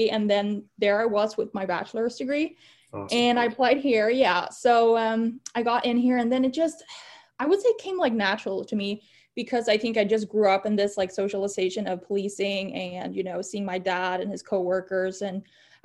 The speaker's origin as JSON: {"language": "English", "country": "Sweden", "tie": "born or raised there", "moved": "as an adult", "lives_now": "Gainesville, United States", "said": "I was born and raised in Sweden. I moved here to the US to kind of pursue my graduate studies"}